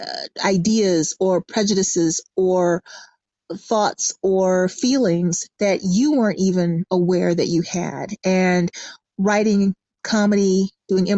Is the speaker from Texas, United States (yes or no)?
no; Atlanta, Georgia, United States; I am from Atlanta, Georgia.